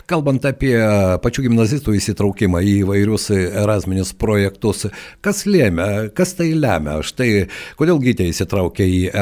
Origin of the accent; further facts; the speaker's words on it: Lithuania; mes lietuviai esame kartais labai savikritiški